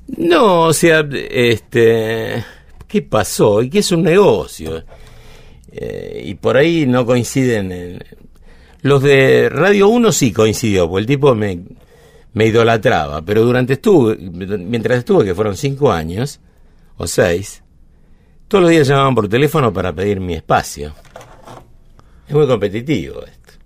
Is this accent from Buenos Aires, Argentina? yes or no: yes; Buenos Aires, Argentina; also born or lived in San Telmo, Buenos Aires / Villa Luro, Buenos Aires; Nací en Almagro, pero me fui a los seis años a Parque Patricios